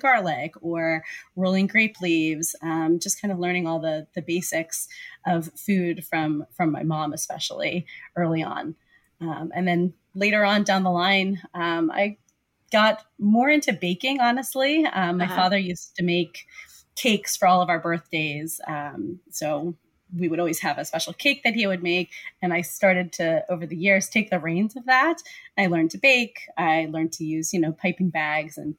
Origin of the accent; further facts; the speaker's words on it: Pennsylvania, United States; I grew up in Pennsylvania